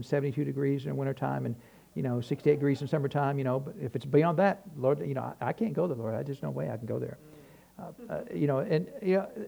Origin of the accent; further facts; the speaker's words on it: New Hampshire, United States; I grew up in New Hampshire